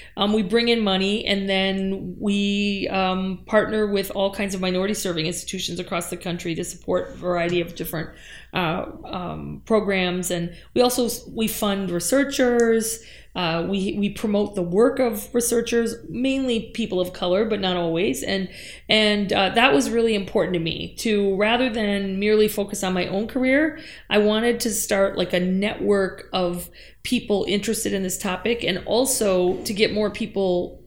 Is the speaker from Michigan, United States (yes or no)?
yes; Upper Peninsula of Michigan, United States; I grew up in the Upper Peninsula of Michigan